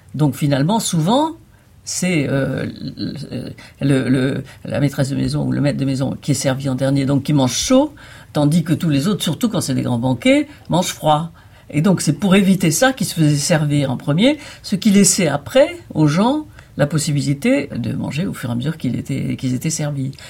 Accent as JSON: {"language": "French", "town": "Nice", "region": "Provence-Alpes-Côte d'Azur", "country": "France", "tie": "born or raised there", "moved": "yes", "said": "je viens du Midi et le Midi, l'art lyrique est quand même important. Donc aussi aussi loin que je remonte, j'ai assisté toute petite déjà à des représentations ou à l'Opéra de Nice ou à l'Opéra de Monte Carlo"}